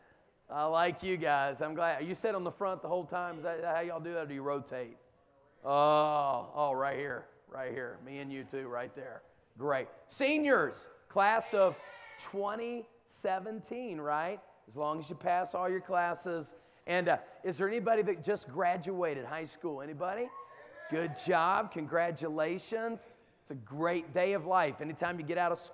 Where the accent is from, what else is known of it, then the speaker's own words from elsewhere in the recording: the South, United States; where I come from, down in the South